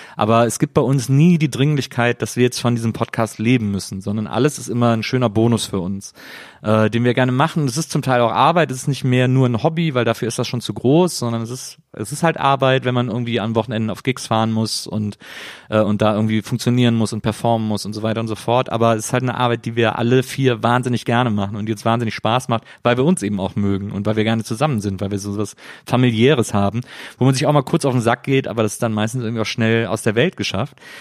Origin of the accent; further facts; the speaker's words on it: Cologne, North Rhine-Westphalia, Germany; ich komme ja aus Köln